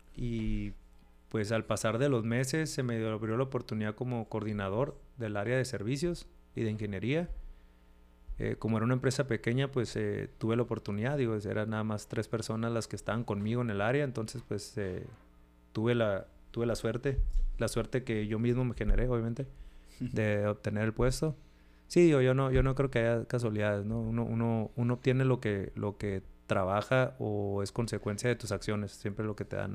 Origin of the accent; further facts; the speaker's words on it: Mexicali, Baja California, Mexico; now in United States; Soy de, Mexicali, Baja California, la ciudad de los mejores tacos del mundo.